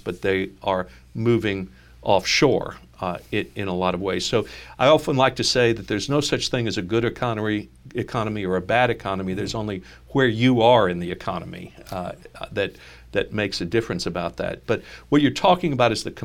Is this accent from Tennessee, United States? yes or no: no; New York, United States; I'm a New Yorker